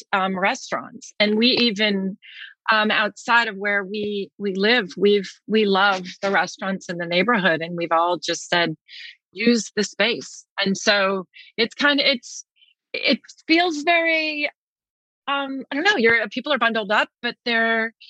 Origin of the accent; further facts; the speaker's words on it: New York City, New York, United States; born in Manhattan